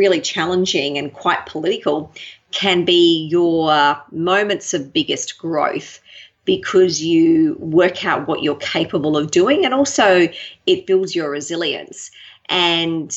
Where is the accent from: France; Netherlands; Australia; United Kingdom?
Australia; Brisbane, Queensland; moved away as an adult; also born or lived in Sydney, Australia; now in Melbourne, Australia; I really enjoyed growing up in Brisbane